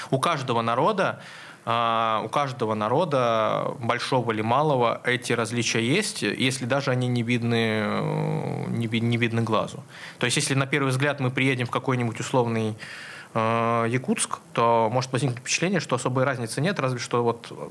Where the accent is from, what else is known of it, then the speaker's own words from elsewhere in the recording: Nizhnyaya Luga, Leningrad Oblast, Russia; я родом с Нижней Луги